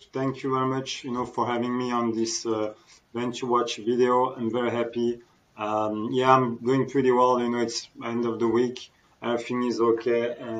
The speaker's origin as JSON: {"language": "English", "area": "Alsace", "region": "Grand Est", "country": "France", "tie": "born or raised there", "also_born_or_lived": "Grenoble", "moved": "as an adult", "lives_now": "Hong Kong", "said": "I'm from France, you know, from Alsace, which is a region on the border with Germany, so on the northeast of France, where, you know, I'm born and I lived up to 25 years old, and before moving to Hong Kong in 2006."}